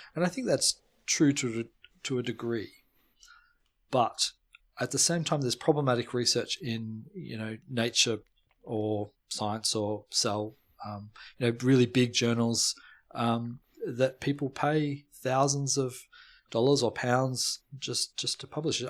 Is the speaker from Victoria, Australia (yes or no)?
yes; Melbourne, Victoria, Australia; moved away as an adult; now in Cambridge, United Kingdom; I'm originally from Melbourne, born and bred